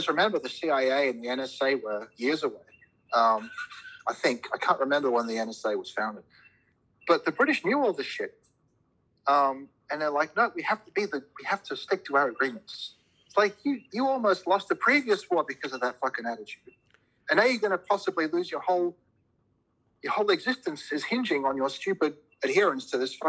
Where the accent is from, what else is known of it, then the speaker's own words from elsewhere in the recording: Australia; And I have to say, I am an Australian. This is my country. I don't believe in multiple citizenships.